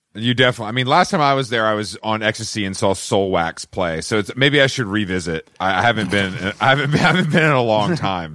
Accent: Atlanta, Georgia, United States; I'm from Atlanta

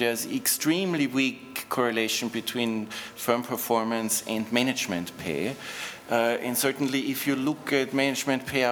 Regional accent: Austria; I'm from Austria, where we had, compared to a lot of other countries, relatively egalitarian income distribution

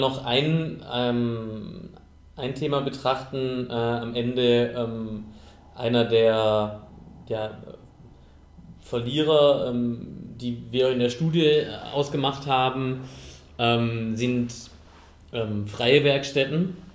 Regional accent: Southern Germany, Germany; ich komme aus Süddeutschland, aus dem ländlichen Raum

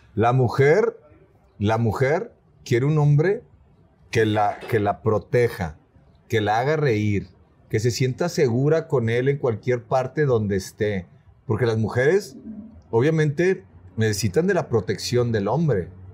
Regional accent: Monterrey, Nuevo León, Mexico; accent: norteño; Vengo de Monterrey

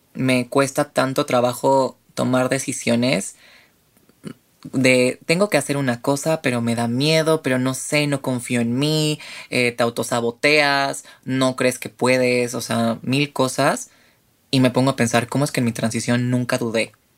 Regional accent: Mexico City, Mexico; tengo 28 años, soy de la Ciudad de México

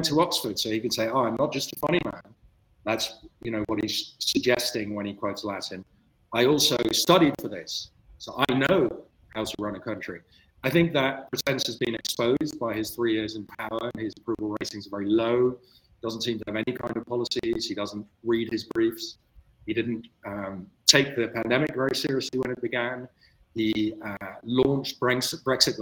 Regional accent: Netherlands; moved away; also born or lived in Germany; I grew up in the Netherlands

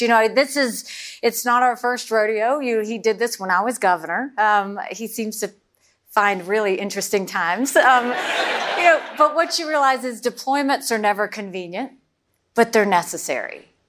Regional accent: South Carolina, United States; I mean, it was a small, rural, southern town, 2,500 people, two stoplights.

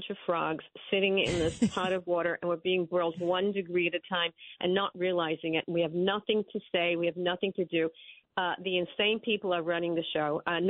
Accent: New York City, New York, United States; I'm from Brooklyn.

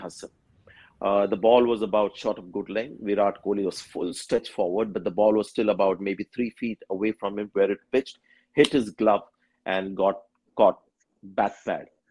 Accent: India; an Indian who's watched a lot of cricket in India

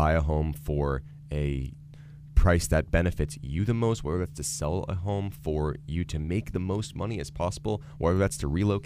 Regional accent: Boca Raton, Florida, United States; I am from South Florida, actually. I'm from Boca Raton.

